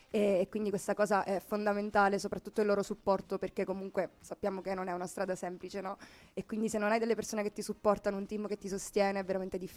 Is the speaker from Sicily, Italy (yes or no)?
yes; Sicily, Italy; now in Milan, Italy; ho 23 anni, sono siciliana ma vivo a Milano.